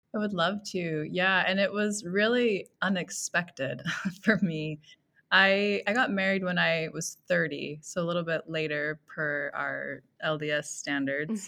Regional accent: Millcreek, Utah, United States; I grew up in Mill Creek, Utah, so I've been, um, sort of in Utah most of my life

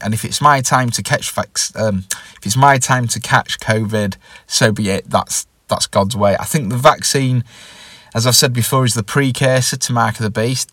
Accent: England, United Kingdom; I'm from England

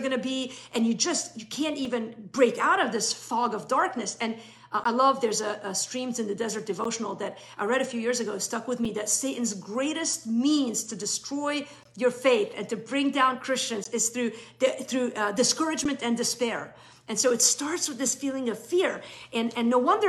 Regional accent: Beirut, Beirut Governorate, Lebanon; moved away; I grew up in West Beirut in the 70s and 80s.

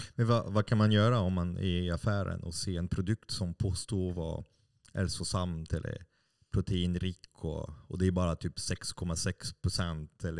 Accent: France; Swedish is a second language; moved away as an adult; now in Sweden; jag har bott i Sverige i snart 25 år. Mm. Uh, och uh, som fransman

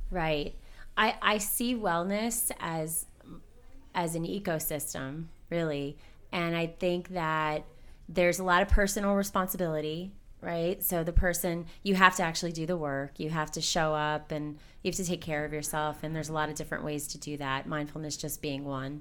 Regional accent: Hazleton, Pennsylvania, United States; also born or lived in Wilkes-Barre, Pennsylvania; I was raised in Hazleton

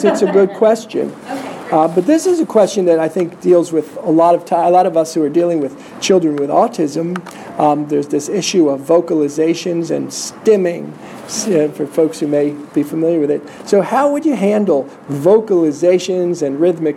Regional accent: New Jersey, United States; also born or lived in New York; I come from New Jersey

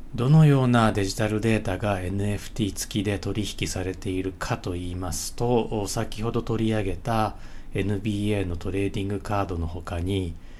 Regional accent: Tsutsumigaoka, Uguisunomori, Manganji, Hyogo, Japan; moved away; also born or lived in Osaka; これ僕の地元でもあって

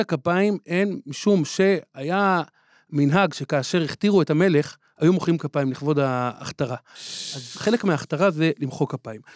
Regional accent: Jerusalem, Jerusalem District, Israel; בילדותי אה, התגוררתי בסמיכות אליו בבתי הונגרין

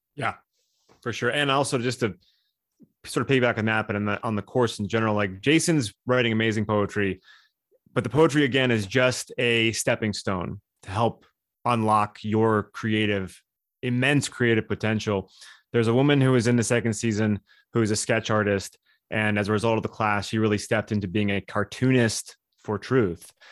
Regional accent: Southern California, United States; moved away; also born or lived in Hollywood; I'm from Southern California

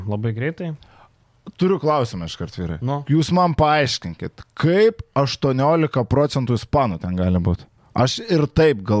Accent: Lithuania; Mes, lietuviai

